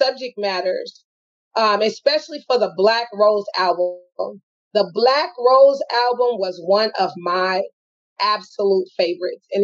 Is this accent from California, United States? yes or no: yes; Los Angeles, California, United States; we are from Watts, California